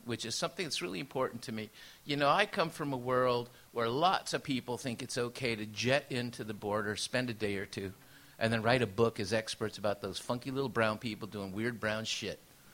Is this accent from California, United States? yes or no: yes; San Diego, California, United States; first language Spanish; English is a second language; also born or lived in Tijuana, Mexico; I grew up in San Diego in the time when there was nothing Latino available